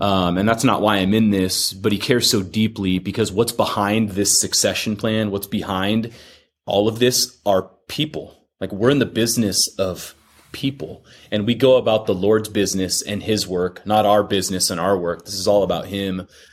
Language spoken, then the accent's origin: English; Fullerton, California, United States; now in Corona, United States; I'm a Orange County kid, born and raised out in Fullerton